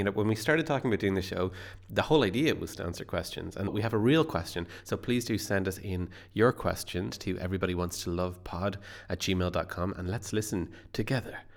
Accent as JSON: {"language": "English", "country": "Ireland", "said": "I am an Irish writer."}